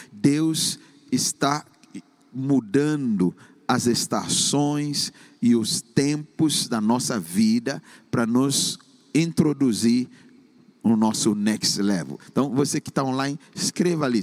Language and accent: Portuguese; Ghana; moved away as an adult; cursando engenharia química no país de Gana, na minha terra natal, onde eu nasci.